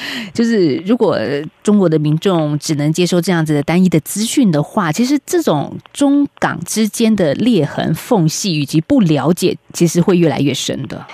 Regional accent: Taiwan; 过去我们台湾人所认知到香港警察

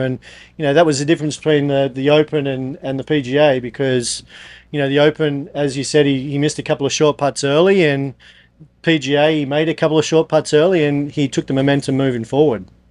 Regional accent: Australia; I'm obviously from Australia

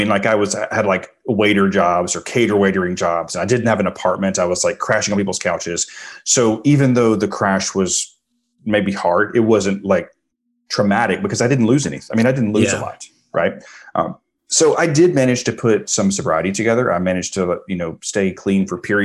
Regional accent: the deep South, United States; I grew up in the South in like, you know, I was born in 1976

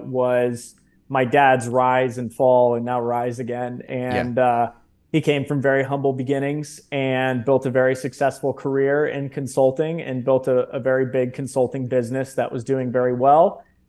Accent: Reston, Virginia, United States; I grew up in the town that I'm currently sitting in, which is Reston, Virginia, which is about 30 minutes outside of Washington, D.C. And my parents actually met in the Marine Corps.

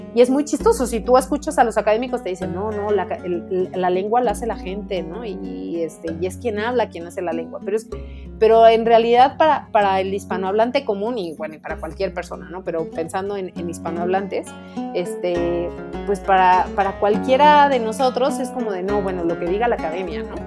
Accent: Mexico; quienes somos de México somos el grupo de, de hispanohablantes más grande en el mundo

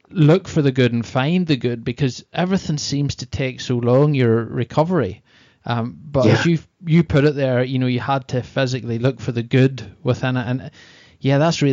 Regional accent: Northern Ireland, United Kingdom; moved away as an adult; now in Malta; I'm originally from Ireland, Northern Ireland.

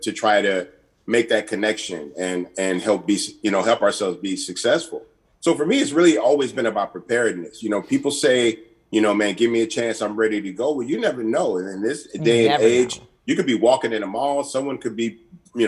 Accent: Port Arthur, Texas, United States; we're from Port Arthur, Texas, a very small industrial town

